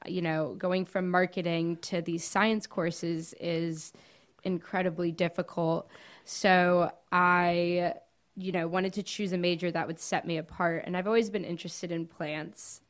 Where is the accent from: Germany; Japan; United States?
United States; Coral Gables, Florida; now in Gainesville, United States; I was born and raised in Coral Gables